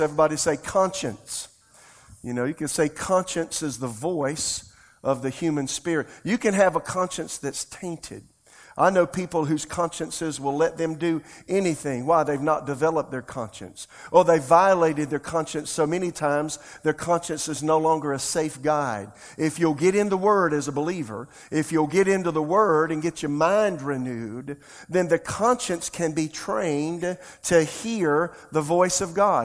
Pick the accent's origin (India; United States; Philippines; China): United States; Florence; my hometown, Florence